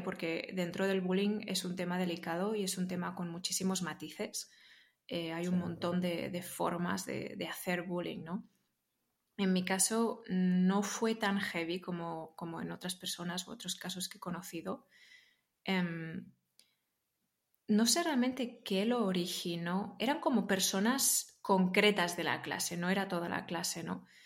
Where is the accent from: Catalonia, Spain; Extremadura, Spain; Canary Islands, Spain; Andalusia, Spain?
Catalonia, Spain; Barcelona; Yo soy de Barcelona